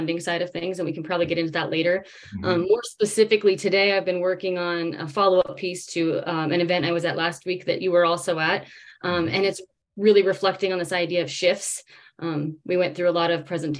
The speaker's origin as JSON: {"language": "English", "town": "Davis", "region": "California", "country": "United States", "tie": "born or raised there", "said": "I grew up in Davis, California, which is a college town, but surrounded by agriculture."}